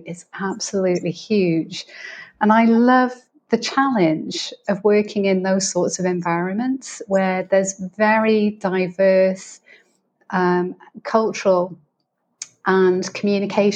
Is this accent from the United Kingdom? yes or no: yes; United Kingdom; moved away as an adult; also born or lived in United States / Middle East / Greece; as you can probably tell by my accent, I'm originally from the UK.